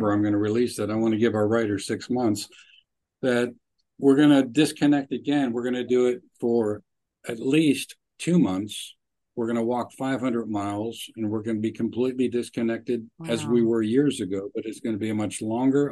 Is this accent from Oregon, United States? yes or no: no; Pittsburgh, Pennsylvania, United States; moved away; We grew up in Pittsburgh, but we all left